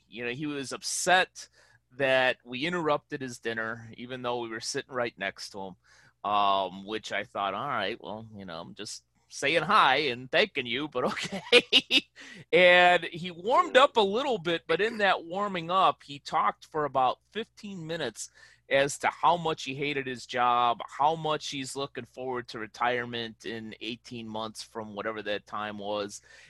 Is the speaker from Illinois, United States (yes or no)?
yes; Chicago, Illinois, United States; You know, in my hometown of Chicago, you know, we call those people jagoffs.